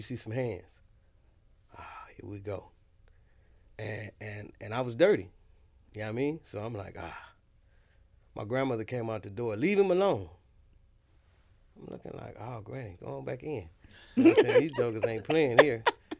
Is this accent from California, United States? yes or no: yes; Los Angeles, California, United States; Like, on the east side of L.A.